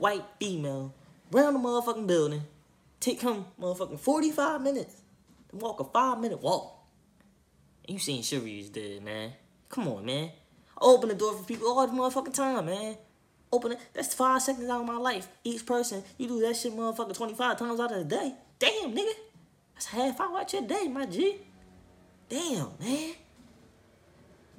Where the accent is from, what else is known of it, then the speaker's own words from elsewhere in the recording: Philadelphia, Pennsylvania, United States; I'm from Philly